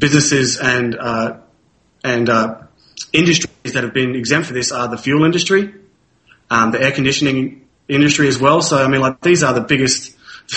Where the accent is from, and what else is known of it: Australia